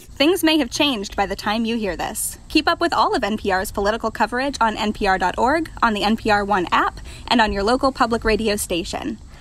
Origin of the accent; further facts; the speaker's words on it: Sugar Land, Texas, United States; moved away; It's an area I grew up in. It's a suburb of Houston, Fort Bend County. I grew up in the Sugarland area